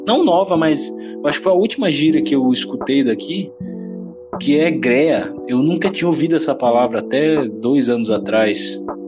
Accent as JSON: {"language": "Portuguese", "region": "Rio Grande do Norte", "country": "Brazil", "tie": "born or raised there", "also_born_or_lived": "Anápolis, Goiás", "accent": "nordestino", "said": "eu me considero potiguar porque eu vim para cá muito cedo, tinha cinco anos"}